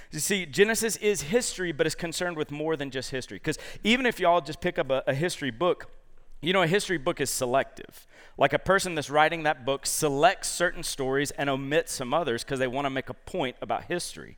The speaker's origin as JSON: {"language": "English", "town": "Columbus", "region": "Georgia", "country": "United States", "moved": "yes", "said": "my roots are back in Georgia. So I'm from Columbus, Georgia"}